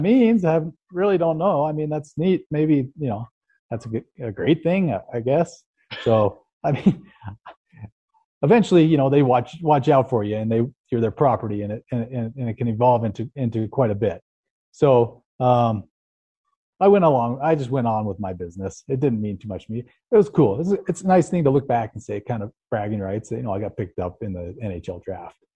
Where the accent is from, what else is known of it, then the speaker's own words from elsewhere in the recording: Salt Lake City, Utah, United States; I grew up in Salt Lake, uh, right up the road